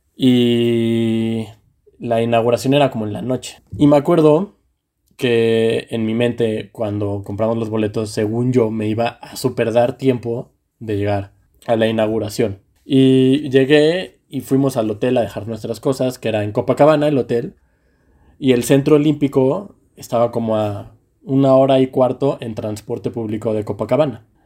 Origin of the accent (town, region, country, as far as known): Mexico